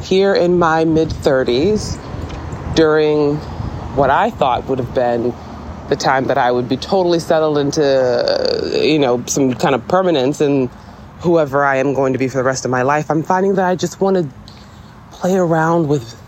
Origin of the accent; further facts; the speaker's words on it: Virginia Beach, Virginia, United States; moved away; my hometown of Virginia Beach